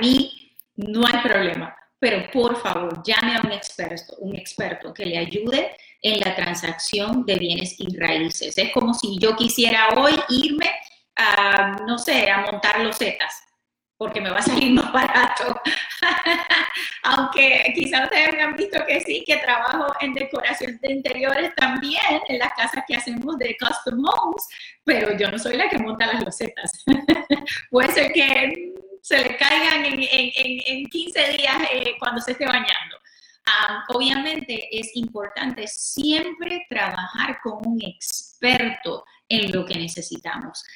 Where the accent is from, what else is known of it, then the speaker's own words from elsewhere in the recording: Puerto Rico; moved away; Yo soy de Puerto Rico, mi esposo es peruano.